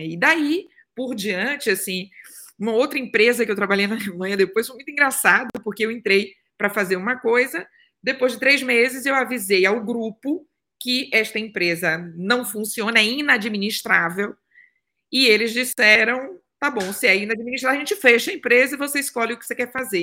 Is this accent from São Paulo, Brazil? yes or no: no; interior of Bahia, Brazil; moved away as an adult; also born or lived in Salvador, Brazil / Germany; nasci no interior da Bahia, sou de Tabu na Bahia, papajaca oficial, tá? E aos 17 anos eu fui morar, eu, com 15 fui morar em Salvador